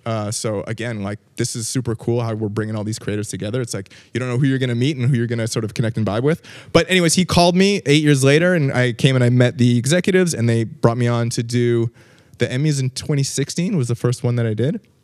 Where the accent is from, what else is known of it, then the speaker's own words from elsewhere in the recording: Vancouver, British Columbia, Canada; now in Los Angeles, United States; Grew up, uh, grew up in Vancouver, um, which is a fantastic place